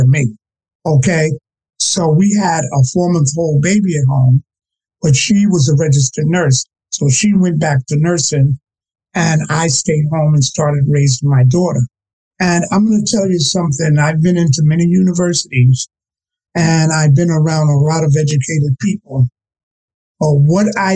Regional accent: New York City, New York, United States; I'm a product of growing up on the Lower East Side, all right, in terms of Alphabet City in New York, and being a project child

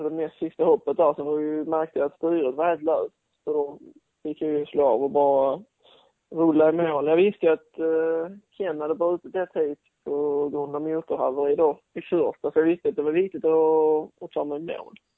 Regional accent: Sweden; som svensk

